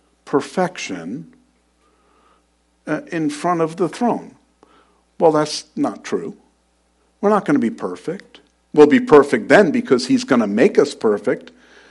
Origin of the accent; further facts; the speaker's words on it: New York, United States; moved away; I was born and raised in New York